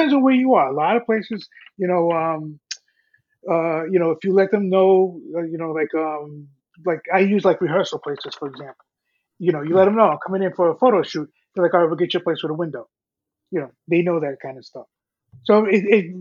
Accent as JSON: {"language": "English", "region": "New York", "country": "United States", "said": "as a New Yorker"}